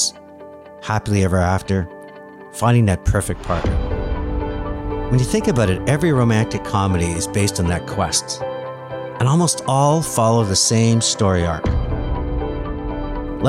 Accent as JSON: {"language": "English", "town": "Montreal", "region": "Quebec", "country": "Canada", "tie": "born or raised there", "said": "my hometown, a suburb of Montreal"}